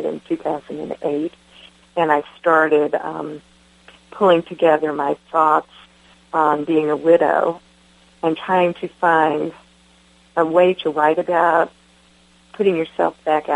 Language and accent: English; Winter Haven, Florida, United States; moved away as an adult; also born or lived in Jamaica, New York / Albany, Georgia / Atlanta, Georgia; I grew up in Winter Haven, Florida, and I moved to Albany, Georgia, somewhere mid-college, and then moved to Atlanta.